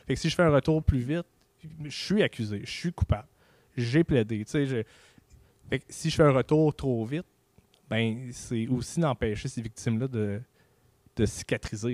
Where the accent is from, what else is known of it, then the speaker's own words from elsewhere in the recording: Canada; je suis Canadien